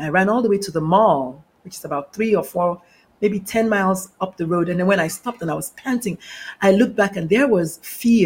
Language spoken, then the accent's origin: English; Nigeria; moved away; also born or lived in northern Nigeria; I'm the Nigerian-born Catholic mother of a transgender adult